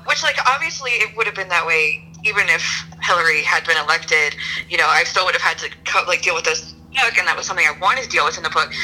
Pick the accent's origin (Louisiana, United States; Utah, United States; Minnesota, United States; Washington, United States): Louisiana, United States; also born or lived in Texas; I spent a lot of time in Texas growing up. I'm from Louisiana, but Texas is like sort of my secondary home state.